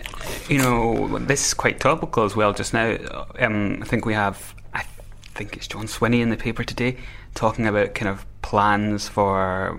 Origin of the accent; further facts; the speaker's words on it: Newton Stewart, Scotland, United Kingdom; I'm from Monygaff, which is kind of part of Newton Stewart.